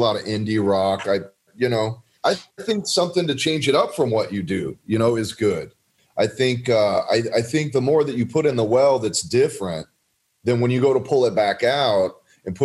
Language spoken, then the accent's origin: English; South Texas, United States; I grew up in South Texas